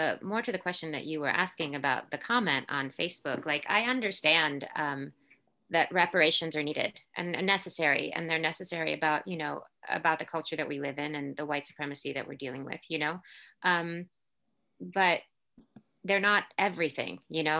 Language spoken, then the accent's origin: English; Puerto Rico; born there; Where were you born? And I was like, I was born in Puerto Rico. Well, no. What did your family speak Spanish? I was like, yeah. Do you speak Spanish? Yes, I speak Spanish.